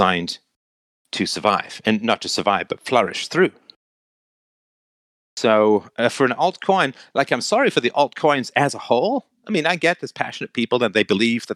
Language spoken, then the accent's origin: English; England, United Kingdom; When I was a kid growing up in England